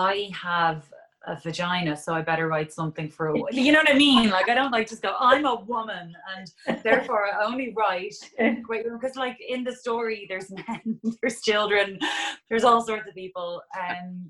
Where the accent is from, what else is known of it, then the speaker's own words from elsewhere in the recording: Dublin, Leinster, Ireland; it's my hometown